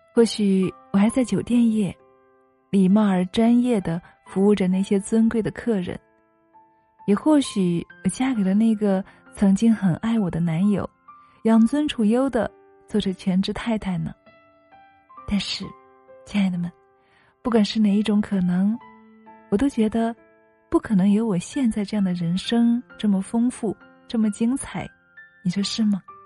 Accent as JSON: {"language": "Chinese", "town": "Leiyang", "region": "Hunan", "country": "China", "tie": "born or raised there", "said": "我说生在湖南耒阳一个普通的小山村里，父母都是普通的农民，家境也是普通的"}